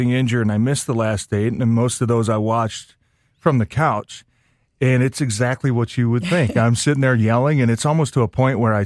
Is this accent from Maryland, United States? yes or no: no; Ferndale, Michigan, United States; also born or lived in White Lake, Michigan / Green Bay, Wisconsin; I grew up in Ferndale, you know, spent a lot of time in White Lake.